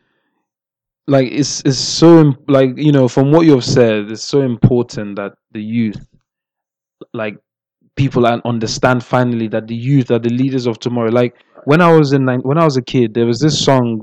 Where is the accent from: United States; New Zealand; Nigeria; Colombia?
Nigeria; I'm Nigerian